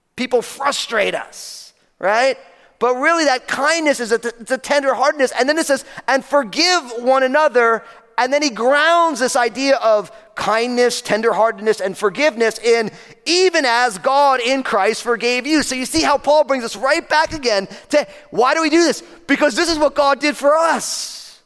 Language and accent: English; New Jersey, United States; I'm from New Jersey